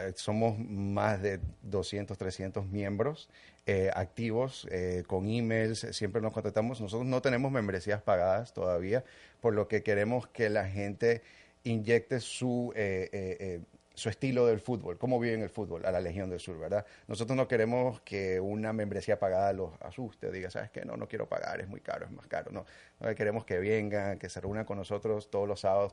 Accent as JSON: {"language": "Spanish", "country": "Ecuador", "tie": "born or raised there", "also_born_or_lived": "New Jersey, United States / New York, United States", "moved": "yes", "lives_now": "Miami, United States", "said": "nací en New Jersey, en, Estados Unidos, pero desde muy chiquito me fui para Ecuador. Mis padres son ecuatorianos"}